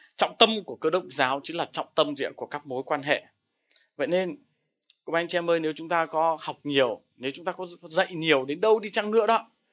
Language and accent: Vietnamese; Vietnam; mình là người Việt Nam